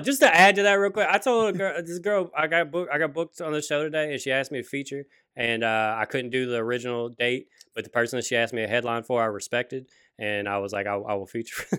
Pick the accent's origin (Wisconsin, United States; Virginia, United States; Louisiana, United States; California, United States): Louisiana, United States; growing up in Louisiana